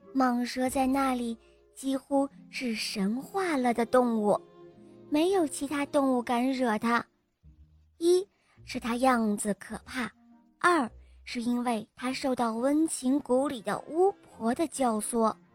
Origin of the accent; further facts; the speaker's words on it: Nanchang, Jiangxi, China; 我今年五岁了，我来自江西南昌